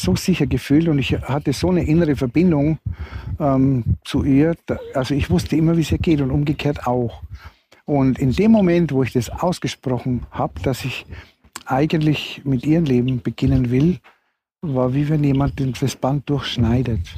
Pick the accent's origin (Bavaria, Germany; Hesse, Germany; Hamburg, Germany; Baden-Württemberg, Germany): Bavaria, Germany; Regensburg area; moved away; ich komme ja aus der Regensburger Gegend